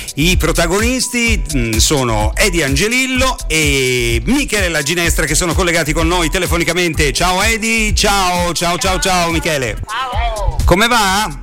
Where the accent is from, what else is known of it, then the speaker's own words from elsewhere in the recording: Rome, Lazio, Italy; Essendo io romano